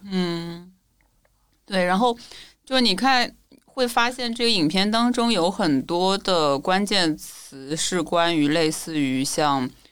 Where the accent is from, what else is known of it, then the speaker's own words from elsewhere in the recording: Shanghai, China; 其实是郊区长大的嘛，嗯，所以嗯。我一直 不觉得自己可能是上海人。嗯。然后我因为小时候一直在就家庭那边，然后上了大学也是在那个，就是也是在偏郊区的地方，嗯。其实没有在市中心